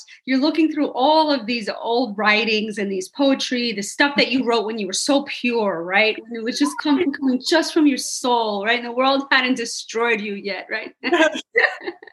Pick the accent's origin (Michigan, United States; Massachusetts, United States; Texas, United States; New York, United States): New York, United States; New York City; I was from New York City. I grew up in Hell's Kitchen